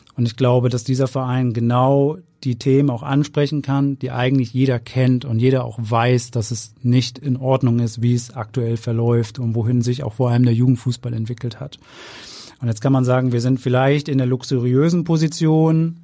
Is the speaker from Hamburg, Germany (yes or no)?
yes; Hamburg, Germany; Ich bin Hamburger, immer in Hamburg, äh, gewesen, nie weg gewesen, hab hier studiert, ich hab hier Fußball gespielt